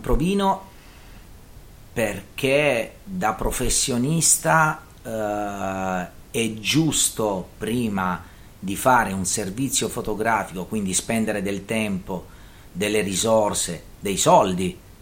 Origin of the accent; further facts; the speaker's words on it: Taranto, Apulia, Italy; da Tarantino e da Meridionale